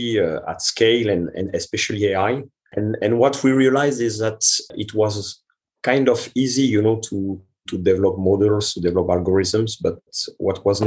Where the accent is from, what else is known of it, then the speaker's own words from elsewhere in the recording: France; English is a second language; moved away as an adult; also born or lived in India; now in Montreal, Canada; I am originally from France and my mother is Italian